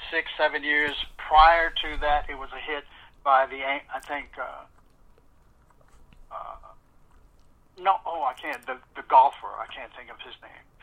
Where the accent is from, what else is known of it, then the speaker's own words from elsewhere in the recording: Midwest, United States; No, that that was in New York and I was from the Midwest and then moved to the West Coast.